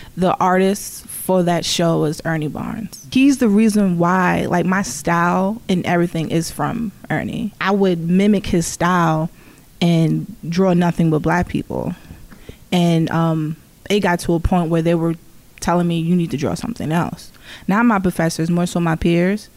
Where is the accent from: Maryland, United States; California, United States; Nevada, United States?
Maryland, United States; Baltimore; also born or lived in Woodlawn, Maryland / Catonsville, Maryland; I'm originally from West Baltimore. Uh, grew up on uh, Cold Spring off of Garrison